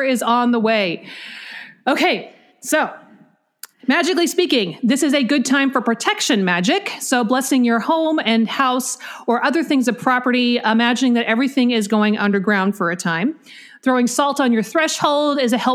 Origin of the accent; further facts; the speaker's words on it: Beaverton, Oregon, United States; I grew up in Beaverton, Oregon.